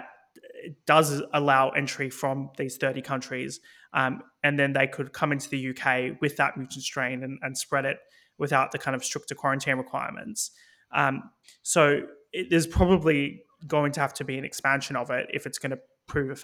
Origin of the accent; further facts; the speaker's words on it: Victoria, Australia; moved away as an adult; now in United Kingdom; Victoria, my home state